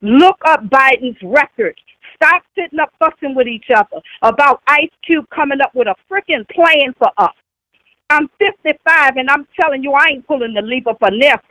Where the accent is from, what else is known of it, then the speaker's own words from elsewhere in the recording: New Orleans, Louisiana, United States; I'm from New Orleans, Louisiana